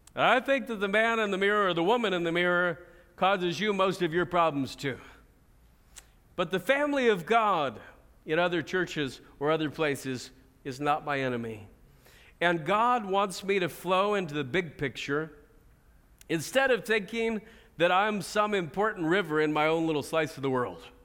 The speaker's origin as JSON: {"language": "English", "country": "United States", "said": "as American Christians"}